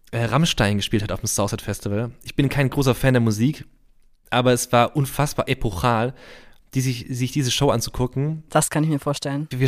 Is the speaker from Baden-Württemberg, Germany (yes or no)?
yes; Reutlingen, Baden-Württemberg, Germany; Das ist ja bei uns in der Nähe bei Tuttlingen. Ich komme aus Reutlingen, das ist so eine Stunde entfernt.